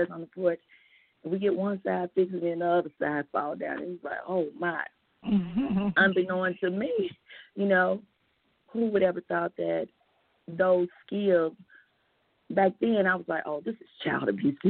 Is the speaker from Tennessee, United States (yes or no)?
yes; Memphis, Tennessee, United States; I was raised in Memphis